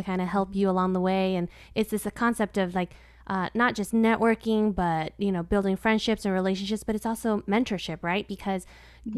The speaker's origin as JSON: {"language": "English", "area": "West Valley", "region": "Arizona", "country": "United States", "tie": "born or raised there", "said": "I grew up on the West Valley, so I know exactly where 43rd Avenue and Bell is"}